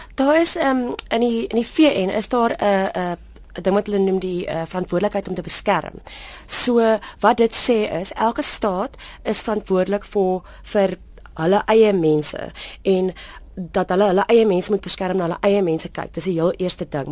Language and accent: Afrikaans; South Africa; also born or lived in Kenya; Ons land se naam is Suid-Afrika